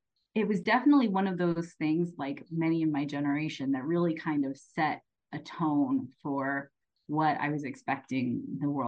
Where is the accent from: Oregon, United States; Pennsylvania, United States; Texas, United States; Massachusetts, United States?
Oregon, United States; also born or lived in Wyoming; I grew up in Oregon and Wyoming, of all places, to two school teachers